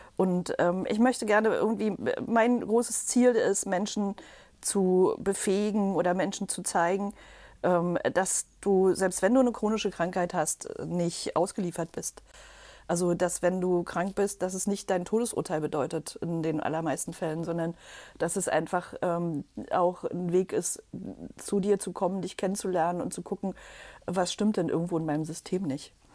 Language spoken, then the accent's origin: German; Berlin, Germany; komme aus Berlin oder bin Berlinerin